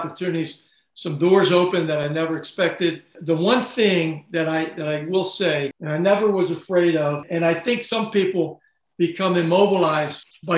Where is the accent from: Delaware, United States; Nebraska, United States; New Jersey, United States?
Delaware, United States; Wilmington; moved away as an adult; also born or lived in Texas / Spain; I grew up in Wilmington, Delaware. Delaware guy.